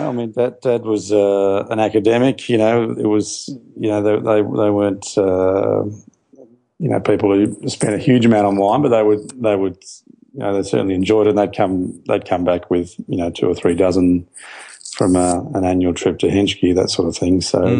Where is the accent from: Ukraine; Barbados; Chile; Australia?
Australia; Adelaide, South Australia; born there; I was born in Adelaide.